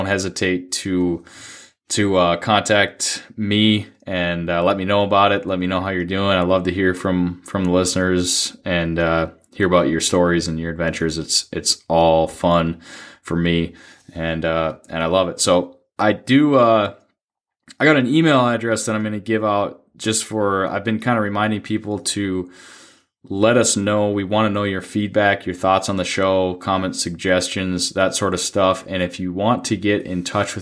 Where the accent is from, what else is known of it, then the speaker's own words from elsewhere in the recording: Duluth, Minnesota, United States; growing up in Duluth